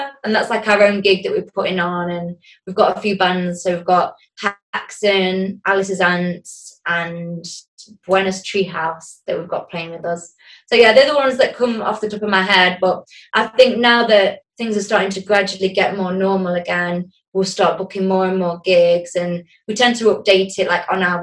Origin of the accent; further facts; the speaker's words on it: Nottinghamshire, East Midlands, United Kingdom; We're from Nottinghamshire